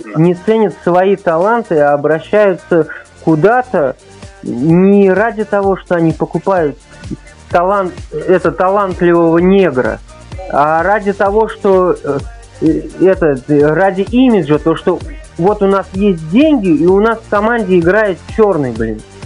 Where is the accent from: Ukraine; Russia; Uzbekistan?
Uzbekistan; moved away; Родился, вырос в Узбекистане.